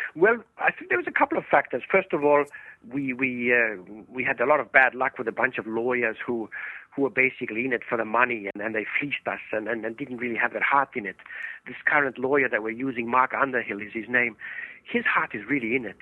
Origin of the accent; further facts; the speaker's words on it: Estonia; moved away; I was born in Estonia many, many years ago, and and, and there in in Estonia, uh, for 50 years